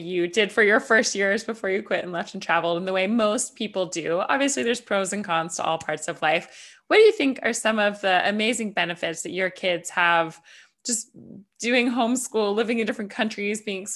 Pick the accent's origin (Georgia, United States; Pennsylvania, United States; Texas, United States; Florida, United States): Georgia, United States; Atlanta; moved away as an adult; also born or lived in New York / Los Angeles; I'm from the US, I'm from Atlanta, and I lived in New York, I lived